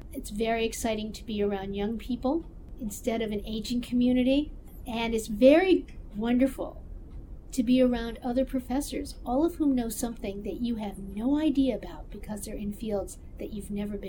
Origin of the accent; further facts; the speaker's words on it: South Bend, Indiana, United States; now in Athens, Georgia, United States; I grew up in South Bend, Indiana, which is the home of Notre Dame. But it was a bigger city.